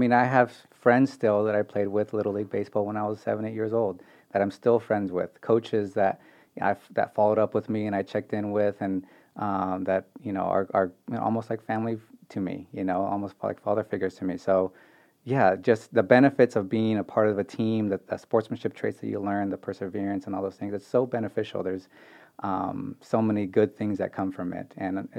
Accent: Bay Area, California, United States; moved away; I am from the Bay Area

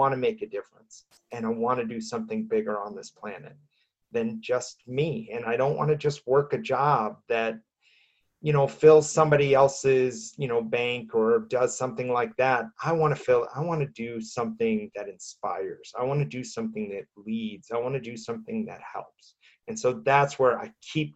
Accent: Midwest, United States; moved away as an adult; now in Denver, United States; I grew up in the Midwest, in the middle of the country

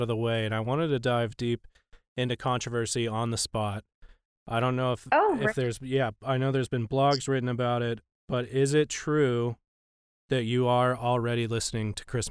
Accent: Texas, United States; I grew up in Texas

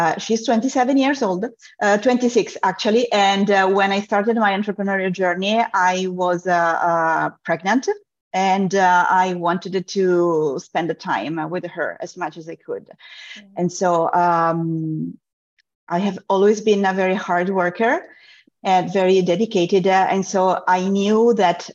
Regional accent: Italy; moved away; also born or lived in Europe; I'm originally from Italy.

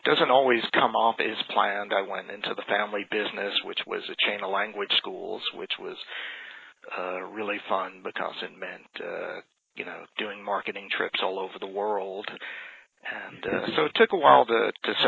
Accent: Long Island, New York, United States; moved away as an adult; now in Atlanta, United States; I'm from New York City, Long Island, actually, living in Atlanta about 15 years now

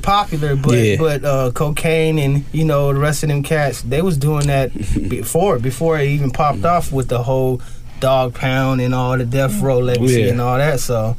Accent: Compton, California, United States; where I grew up, I had white neighbors on both sides in the middle of Compton, growing up in Compton from day one.

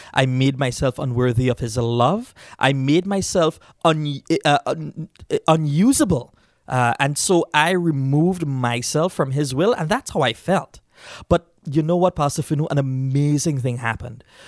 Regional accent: Trinidad & Tobago; moved away; Uh, I grew up in Trinidad, and I grew up in a Hindu background.

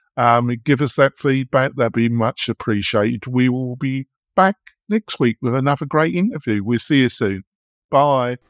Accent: England, United Kingdom; moved away as an adult; now in United States; I'm English, never guess, would you? Um, and I've been living in America, but I lived in England for forty years

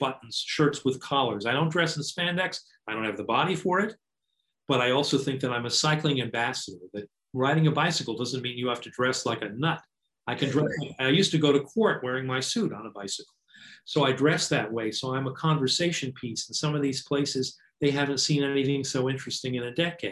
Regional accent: United States; now in New York City, United States; I grew up in the hinterlands

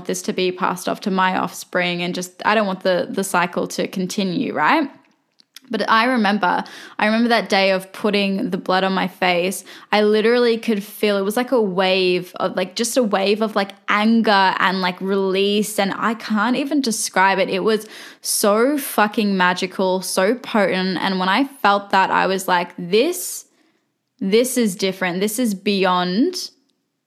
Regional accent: Australia; I'm Australian, but they were both born in Turkey

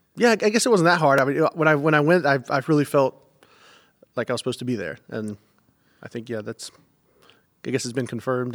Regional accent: United States; moved away; also born or lived in Indiana / North Carolina / Georgia; I grew up, like I said, North Carolina, Georgia

